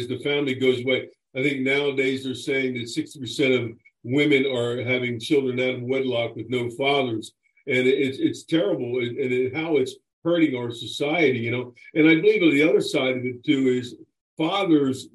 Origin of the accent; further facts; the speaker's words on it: Chester, Pennsylvania, United States; I'm born and raised in Pennsylvania, in Chester, Pennsylvania